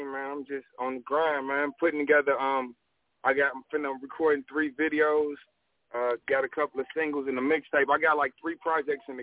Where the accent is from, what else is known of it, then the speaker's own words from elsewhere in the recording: Chicago, Illinois, United States; I'm I'm from Chicago, man. From the South Side, I'm from 79th Street, starting from Lawn City area. You feel me? And um, I came out here to the West Coast